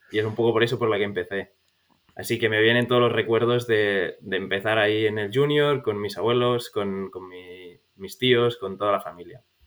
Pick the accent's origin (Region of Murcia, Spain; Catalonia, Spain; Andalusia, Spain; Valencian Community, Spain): Catalonia, Spain; Sant Cugat del Vallès; moved away; also born or lived in Barcelona; Pues soy de Barcelona, aunque viví, bueno, casi toda mi vida en San Cugat del Vallès, al lado de Barcelona, pero nací en Barcelona